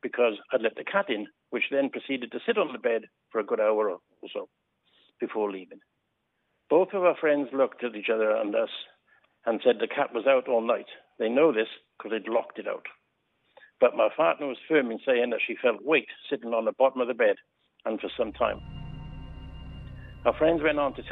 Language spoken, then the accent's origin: English; Wales, United Kingdom; accent: Welsh; moved away as an adult; now in Taihape, New Zealand; the cashier recognised my Welsh accent